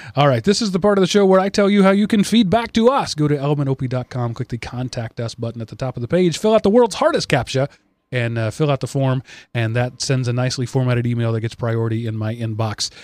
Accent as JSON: {"language": "English", "country": "United States", "tie": "born or raised there", "said": "I was born in the U S"}